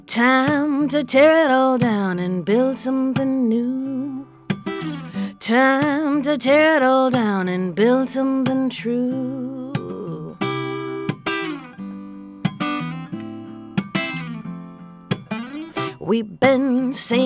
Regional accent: Milwaukee, Wisconsin, United States; I grew up in Milwaukee, Wisconsin

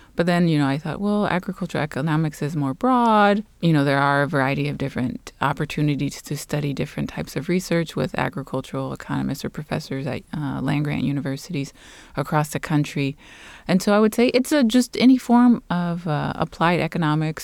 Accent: Los Angeles, California, United States; moved away as an adult; also born or lived in Guatemala; I'm originally from Los Angeles, California

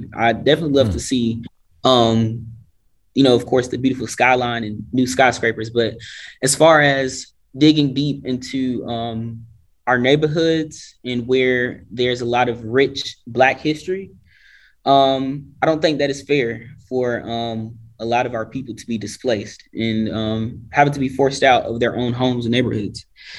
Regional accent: Nashville, Tennessee, United States; growing up in Nashville

